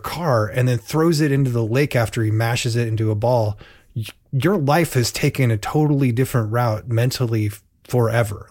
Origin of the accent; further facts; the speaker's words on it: Portland, United States; in Portland, we had the Barnum and Bailey's at least annually